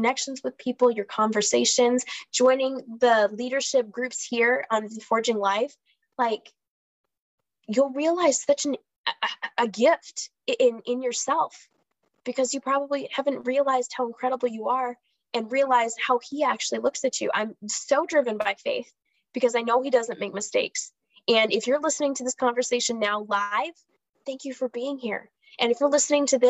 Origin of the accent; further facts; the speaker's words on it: Minnesota, United States; accent: Minnesota; I'm in Minnesota, if my accent hasn't betrayed me yet